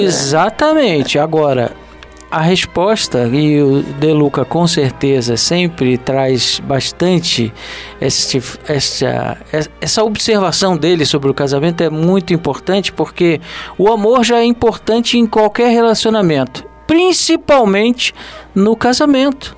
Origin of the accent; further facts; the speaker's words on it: Rio de Janeiro, Brazil; eu nasci no Rio de Janeiro, mas eu me sinto um nordestino